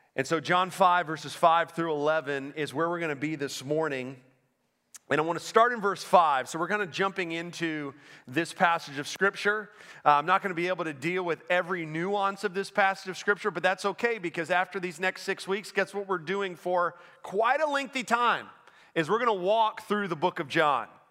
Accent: Orlando, Florida, United States; moved away as an adult; also born or lived in Pennsylvania / Naples, Florida; now in Winston-Salem, United States; I grew up in Orlando

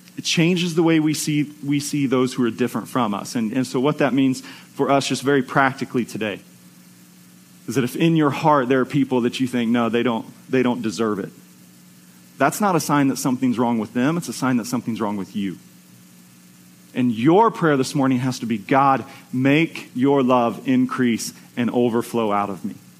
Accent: United States; as American Christians

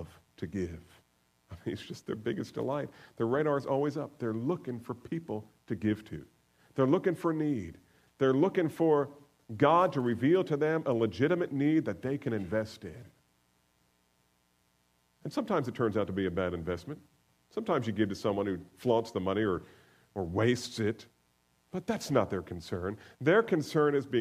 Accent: the North, United States; I'm a Northerner.

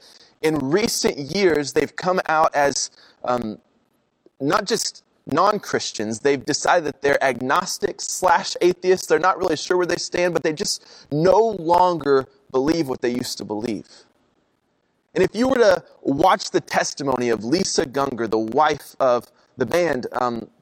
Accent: Oklahoma, United States; I'm from Oklahoma

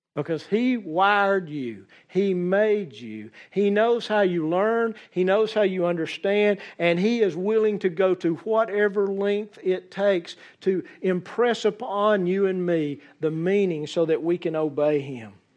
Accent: Central Alabama, United States; accent: southern; as a Central Alabama boy

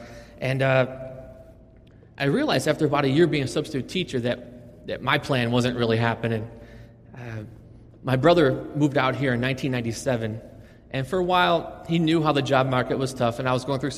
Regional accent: Buffalo, New York, United States; now in Las Vegas, United States; I'm actually from a city called Buffalo, New York.

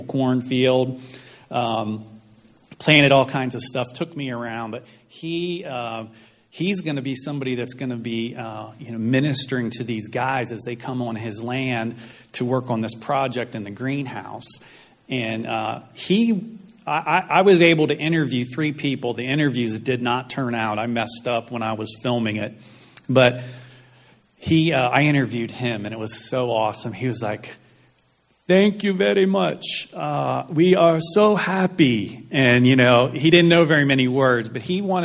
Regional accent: United States; We're from the United States.

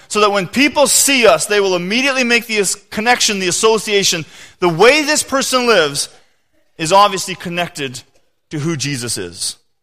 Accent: Canada; I am a Canadian, you know, citizen

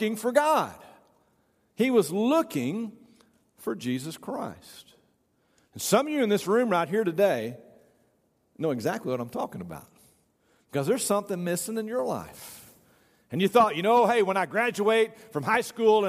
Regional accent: Tyler, Texas, United States; also born or lived in Sherman, Texas; when I got to be 9 years old, we moved from Sherman, Texas to Tyler, Texas

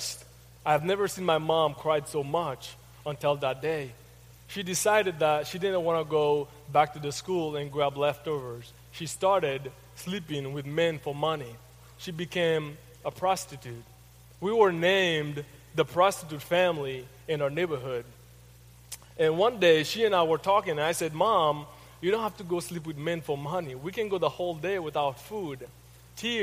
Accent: Haiti; English is a second language; now in United States; I'm from Haiti. I was adopted about 13 years ago. Haiti is a poor country. And I was one of the poorest kid in my village.

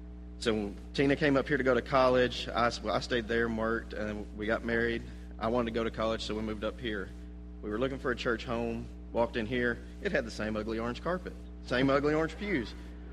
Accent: Cleveland, Tennessee, United States; moved away as an adult; also born or lived in Memphis, Tennessee; I was born in Cleveland, Tennessee.

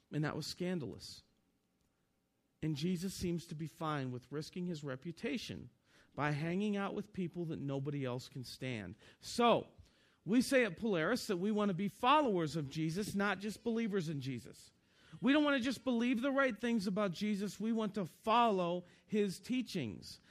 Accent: Northeastern Ohio, United States; moved away as an adult; also born or lived in Kentucky; I was born and raised in Northeastern Ohio

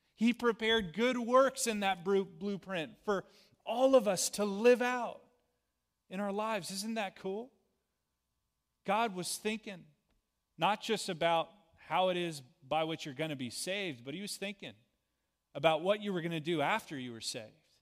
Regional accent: United States; being an American citizen

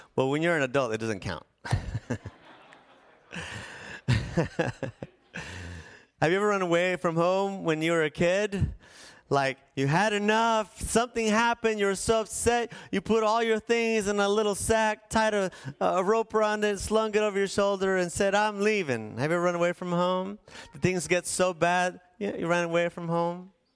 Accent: La Paz, Bolivia; The place where I was born and raised in La Paz was like a fish bowl

